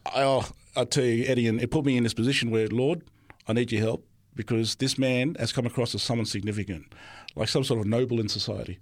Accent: Sydney, New South Wales, Australia; also born or lived in Melbourne, Victoria; I only lived there for about five years. until my father decided to move us all to New South Wales, where I'm currently at ever since then.

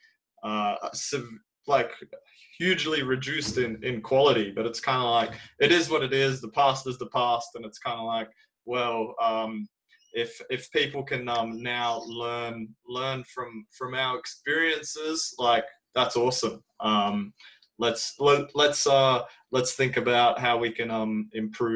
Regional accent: Australia; I'm from Australia

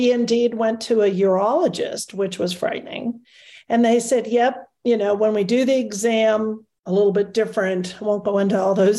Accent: California, United States; moved away as an adult; also born or lived in Detroit, Michigan / Sacramento, California; now in Colorado, United States; I am originally from Detroit, Michigan. Moved to California when I was really a baby girl, grew up there, got married, raised three wonderful children in Sacramento, California, and moved to Colorado, 13 years ago

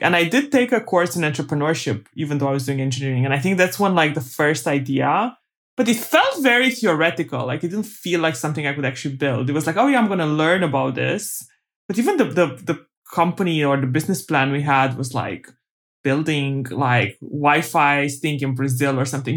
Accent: Bacău, Bacău County, Romania; moved away; I was born in Romania during communism, uh, in a small town called Bakau, which is in the Moldavia part of Romania.

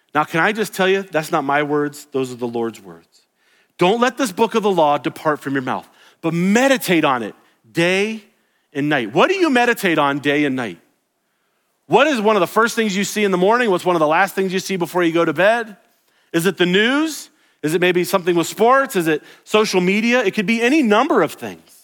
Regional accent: the South, United States; I grew up in the South.

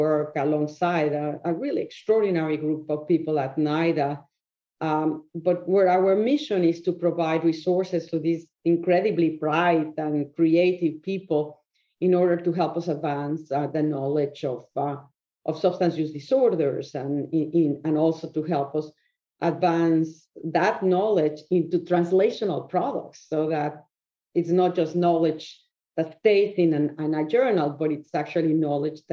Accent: Mexico; moved away as an adult; I was born in Mexico. I went to medical school there

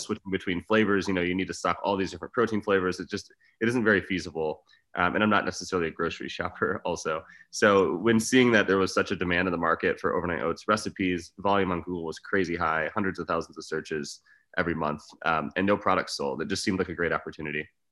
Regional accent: Michigan, United States; moved away; also born or lived in Arizona / Los Angeles / Las Vegas; I grew up in Michigan.

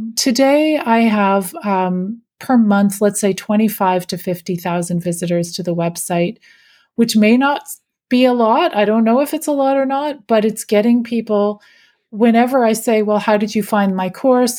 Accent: Canada; I'm Canadian.

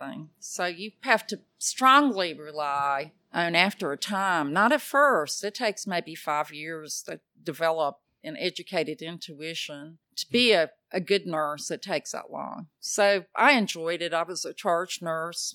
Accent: Athens, Georgia, United States; my hometown of Athens

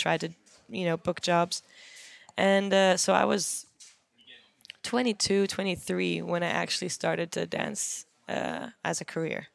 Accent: Germany; moved away as an adult; also born or lived in London, United Kingdom; now in Los Angeles, United States; I grew up in Germany.

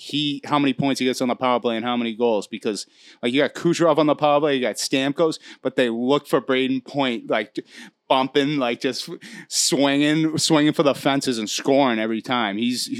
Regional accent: Canada; You're from the United States. I'm from Canada.

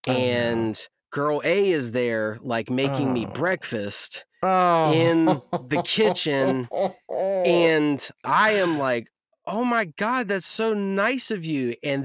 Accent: North Carolina, United States; I'm born and raised in the South from North Carolina

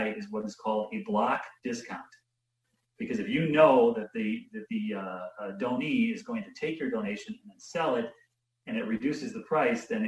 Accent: Wisconsin, United States; also born or lived in Janesville, Wisconsin / Milwaukee, Wisconsin; I'm from Wisconsin

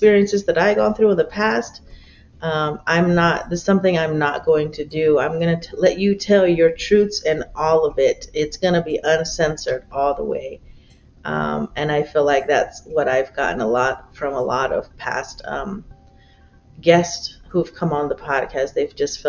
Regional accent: Tohono O'odham Nation, Arizona, United States; as a kid growing up on the Thonautum Nation, I grew up in two villages, one called Gatka, which is where my mother is from, and one called Okchin, which is where my father is from

